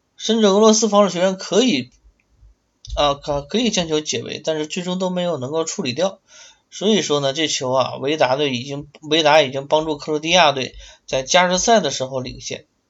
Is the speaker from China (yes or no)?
yes; Liaoning, China; 辽宁队辽小虎那支非常有冲劲儿的辽小虎，就是在我的家乡踢比赛